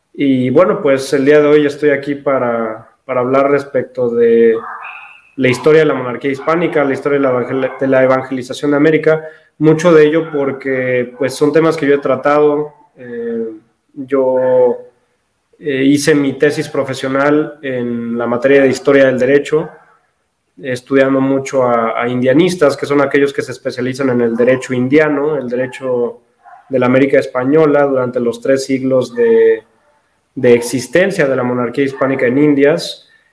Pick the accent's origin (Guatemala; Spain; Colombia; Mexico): Mexico; soy mexicano, tengo 24 años